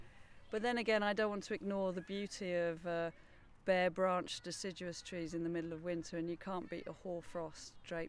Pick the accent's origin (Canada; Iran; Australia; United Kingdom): United Kingdom; moved away as an adult; also born or lived in Gothenburg, Sweden; now in Sweden; As you can hear, I'm British, but I work in a Swedish university, Göteborg Universitet